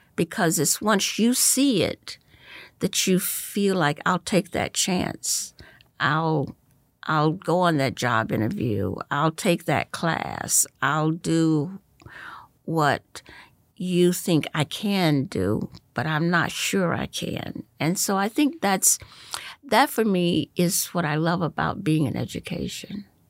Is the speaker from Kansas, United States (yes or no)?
no; Goldsboro, North Carolina, United States; moved away as an adult; also born or lived in Wilmington, North Carolina / Philadelphia / New York; now in Orange County, United States; I grew up in, um, uh, Goldsboro, North Carolina. I was born in Wilmington, North Carolina